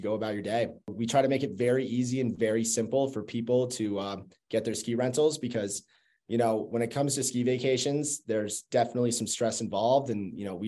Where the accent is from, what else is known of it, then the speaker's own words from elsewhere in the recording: Burlington, Vermont, United States; moved away as an adult; I'm originally from Burlington, Vermont. Grew up skiing, been skiing since I was 2 years old. Moved out here for college back in 2014 and just never went back